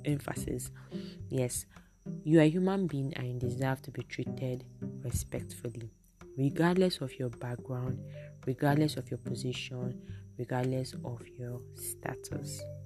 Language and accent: English; Nigeria; I'm speaking as a Nigerian